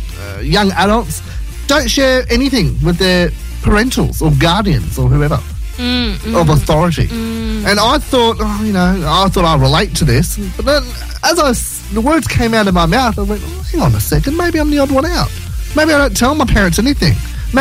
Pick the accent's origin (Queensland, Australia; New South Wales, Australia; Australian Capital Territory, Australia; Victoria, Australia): New South Wales, Australia; Blacktown; We're from Blacktown.